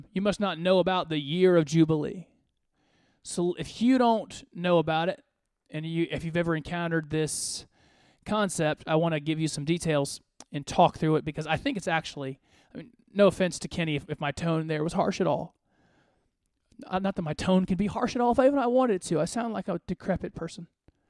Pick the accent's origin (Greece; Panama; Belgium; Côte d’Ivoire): Côte d’Ivoire; born there; You know, I was born in West Africa. I was born in the Ivory Coast.